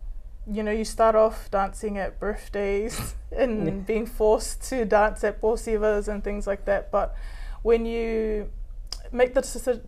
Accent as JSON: {"language": "English", "region": "Auckland", "country": "New Zealand", "tie": "born or raised there", "also_born_or_lived": "Mangere", "said": "I was raised in Unihanga, that's where my parents bought their first home, and I was there for a majority of my life, I think over 20 years."}